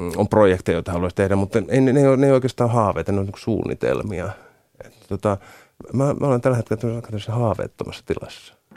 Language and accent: Finnish; Rauma, Satakunta, Finland; mä oon Raumalta kotoisin